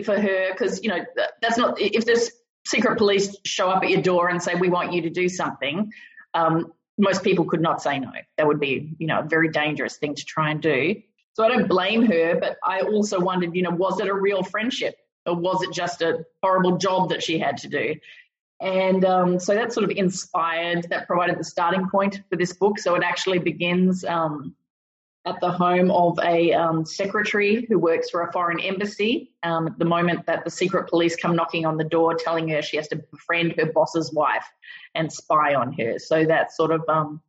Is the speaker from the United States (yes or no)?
no; Western Australia, Australia; moved away as an adult; also born or lived in Bangkok, Thailand / Baghdad, Iraq; I'm originally from Australia. I grew up in a variety of extremely small country towns in Western Australia